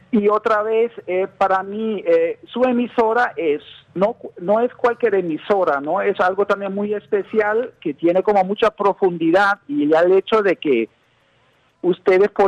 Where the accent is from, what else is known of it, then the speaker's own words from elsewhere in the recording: United States; yo como eh, como un gringo, ¿no? Como se me puede ver.